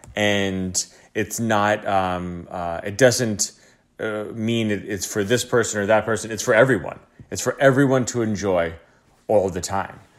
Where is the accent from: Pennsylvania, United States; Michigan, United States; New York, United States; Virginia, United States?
New York, United States; upstate; moved away as an adult; now in Tulum, Mexico; I'm from upstate New York, um, and I've been living in the city for, you know, over twelve years